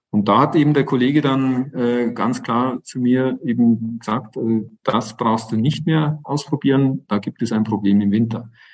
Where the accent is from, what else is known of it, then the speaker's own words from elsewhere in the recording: Northern Germany, Germany; bei uns in Norddeutschland an der Küste